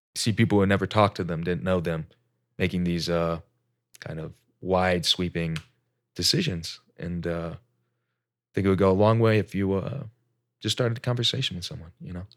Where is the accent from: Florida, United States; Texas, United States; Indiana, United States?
Indiana, United States; Indianapolis; moved away as an adult; also born or lived in Alaska; generic Midwest kid, born, raised Indianapolis